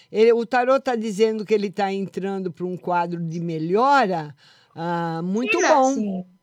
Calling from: São Luís, Maranhão, Brazil; Falo de São Luís do Maranhão, amor.

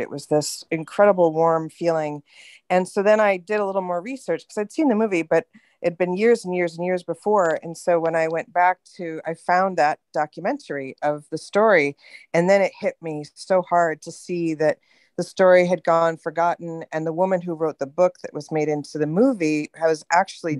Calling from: California, United States; I'm calling from California.

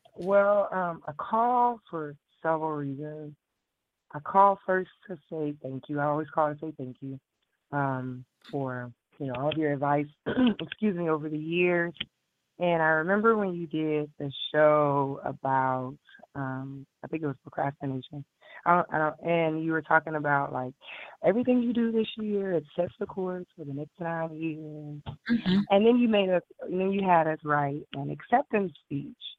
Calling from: Houston, Texas, United States; I am calling from Houston, Texas.

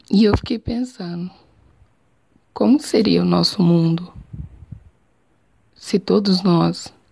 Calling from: Jataí, Goiás, Brazil

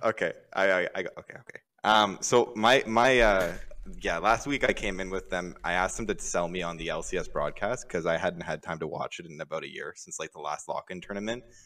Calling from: Toronto, Ontario, Canada; I'm calling, uh, from Toronto, Canada

